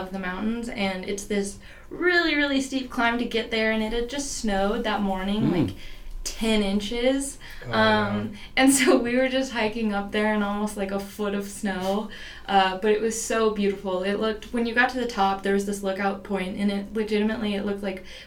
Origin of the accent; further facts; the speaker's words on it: Rogers, Arkansas, United States; I'm from Rogers, so it's pretty close, just about 45 minutes away. So, yes, I'm from Arkansas